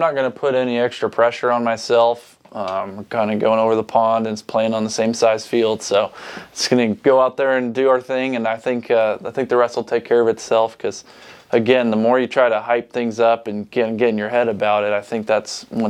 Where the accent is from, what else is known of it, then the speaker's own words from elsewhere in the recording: Montana, United States; moved away as an adult; now in Nebraska, United States; Growing up in Montana, I was fortunate enough to kind of be raised in a place where there's similar winds.